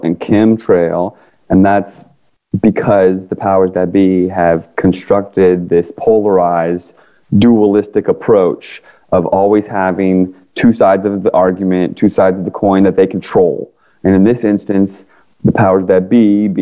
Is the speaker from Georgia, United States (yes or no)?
no; Northern Virginia, United States; also born or lived in Washington, D.C. area; now in California, United States; I grew up in Northern Virginia